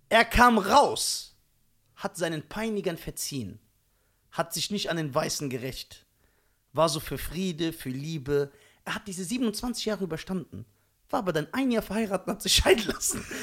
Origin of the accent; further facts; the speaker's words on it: Germany; born there; Ich bin hier in Deutschland geboren.